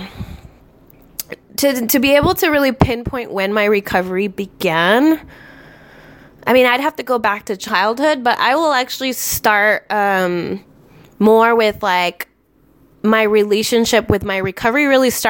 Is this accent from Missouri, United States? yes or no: no; Las Vegas, Nevada, United States; moved away; also born or lived in Tucson, Arizona / Minnesota; I grew up outside of Las Vegas